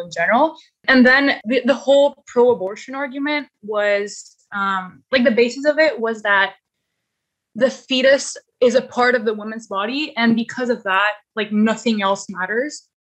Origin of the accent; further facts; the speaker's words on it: Canada; I'm not from the U S, I'm from Canada